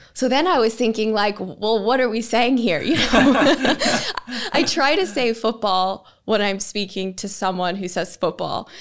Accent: United States; moved away as an adult; now in Manchester, United Kingdom; as an American

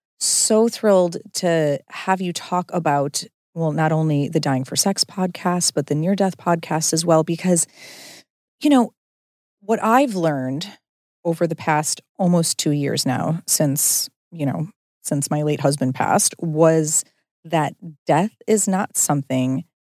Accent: Midwest, United States; we're both from the Midwest.

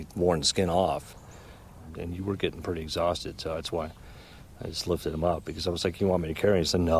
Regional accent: Mount Baldy, California, United States; I grew up in Mount Baldy

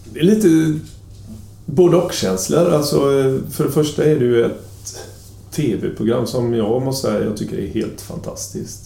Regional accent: Sweden; moved away as an adult; also born or lived in Gothenburg, Sweden / Kiel, Germany; kom jag ner som ensam svensk

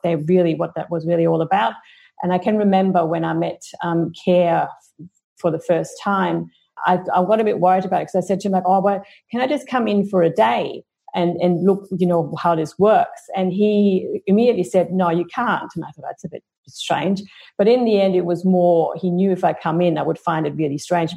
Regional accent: Germany; moved away as an adult; now in Australia; I grew up in Germany

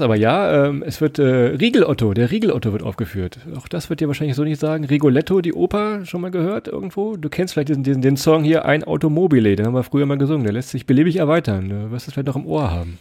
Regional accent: Rhineland-Palatinate, Germany; Wir sind ja auch äh, aus Rheinland-Pfalz

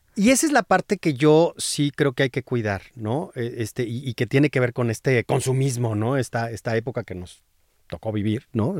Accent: San Luis Potosí, Mexico; moved away; yo soy de San Luis Potosí no es una región y, del, del, centro, o sea, de la capital.

